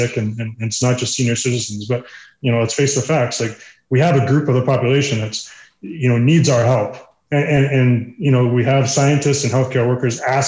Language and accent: English; just outside of Sherwood Park, Alberta, Canada; also born or lived in United States; I grew up just outside of Sherwood Park